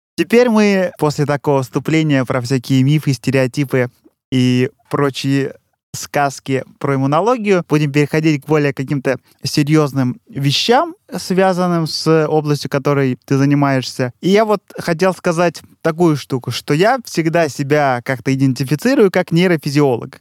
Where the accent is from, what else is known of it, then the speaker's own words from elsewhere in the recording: Russia; now in Europe; мы с Катей из России работаем в Европе